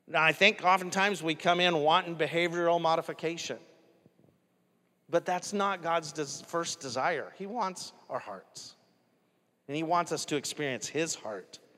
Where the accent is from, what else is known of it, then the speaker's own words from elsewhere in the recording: New York, United States; I'm from New York, so that's why I call it out like this.